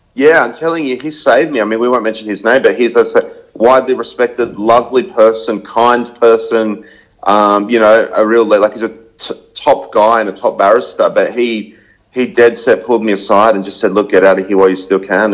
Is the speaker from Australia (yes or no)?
yes; Sydney, New South Wales, Australia; moved away as an adult; now in Gold Coast, Australia; born and raised in Sydney